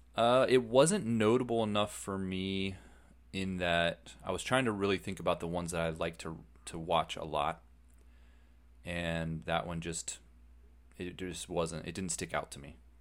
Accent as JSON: {"language": "English", "country": "United States", "said": "we're Americans"}